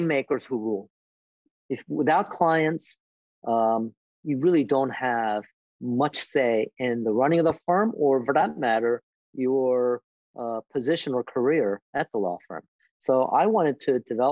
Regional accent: Philadelphia, Pennsylvania, United States; moved away; Philly, which was my hometown for me. My parents were there, my siblings were there, my friends were there

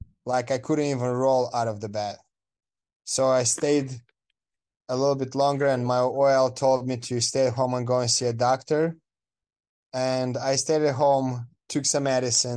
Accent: Moldova; English is a second language; moved away as an adult; now in United States; I am coming from Moldova, which is a country in Eastern Europe between Romania and Ukraine

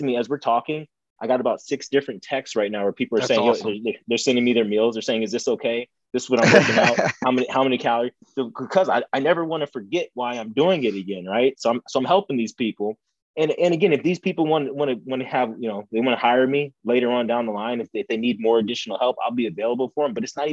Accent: Ohio, United States; moved away; this was back in Ohio. You know, we're in Ohio.

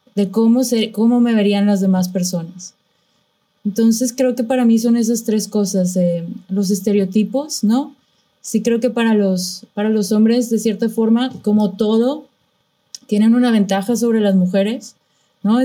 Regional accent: Monterrey, Nuevo León, Mexico; moved away; soy de Monterrey

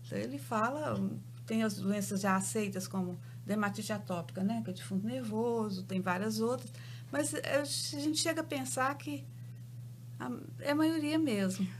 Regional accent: Belo Horizonte, Minas Gerais, Brazil; eu sou de Belo Horizonte, tenho uma clínica em Belo Horizonte

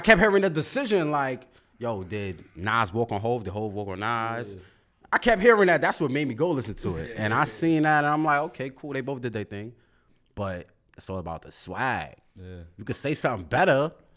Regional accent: New York City, New York, United States; I'm from Brooklyn, New York.

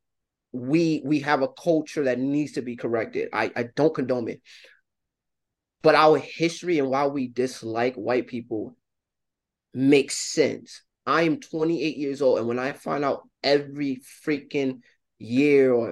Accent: New York City, New York, United States; Growing up in New York City

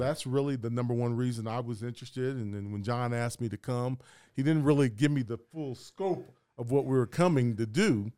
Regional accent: Columbus, Ohio, United States; I'm from Columbus, Ohio

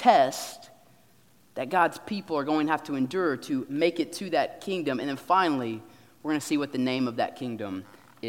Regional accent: United States; as American Christians

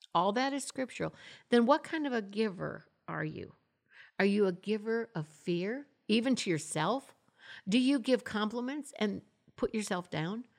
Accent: Florida, United States; also born or lived in Michigan; now in Tulsa, United States; I'm, I'm originally from Michigan. I grew up in Florida

